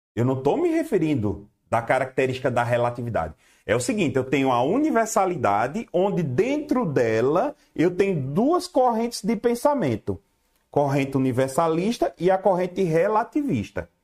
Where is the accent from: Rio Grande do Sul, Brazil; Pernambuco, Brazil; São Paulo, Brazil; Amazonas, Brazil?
Pernambuco, Brazil; Garanhuns; Eu, sou do Nordeste, rapaz. Eu moro, eu sou de Garanhuns, Pernambuco